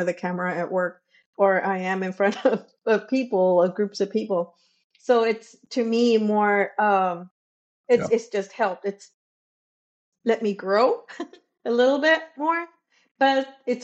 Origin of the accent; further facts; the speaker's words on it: Brownsville, Texas, United States; I am from Texas, Brownsville, Texas.